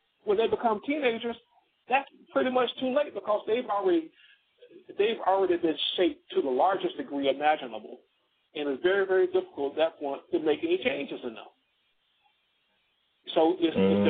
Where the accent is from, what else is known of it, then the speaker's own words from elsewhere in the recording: South Georgia, United States; I grew up in the South, in South Georgia, small town